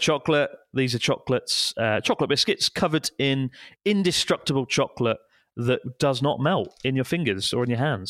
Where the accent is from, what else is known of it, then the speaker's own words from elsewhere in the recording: United Kingdom; now in Japan; British people, we are a bit more, I don't know, I think we keep our opinions to ourselves a bit more generally